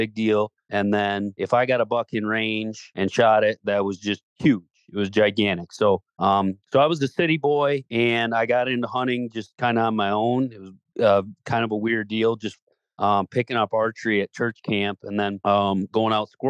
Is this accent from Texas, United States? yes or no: no; Zeeland, Michigan, United States; moved away as an adult; also born or lived in Traverse City, Michigan; now in Iowa, United States; I'm from Zeeland, Michigan, Holland, Michigan, Grand Rapids area, so Southwest Michigan.